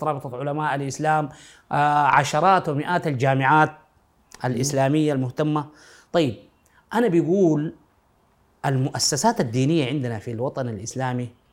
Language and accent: Arabic; Sudan; عندنا في السودان في غرب السودان